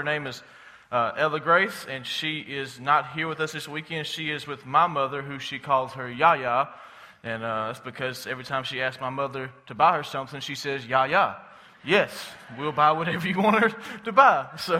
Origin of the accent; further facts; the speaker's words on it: Thomasville, Alabama, United States; I grew up in Thomasville, as Matthew said, basically born and raised there.